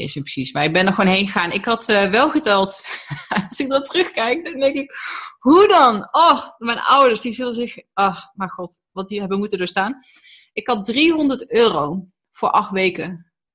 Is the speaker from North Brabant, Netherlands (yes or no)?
yes; Tilburg, North Brabant, Netherlands; born or raised there; also born or lived in Germany